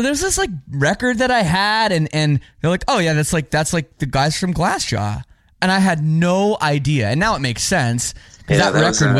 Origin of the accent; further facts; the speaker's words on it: Oakville, Ontario, Canada; my hometown of Oakville, Ontario.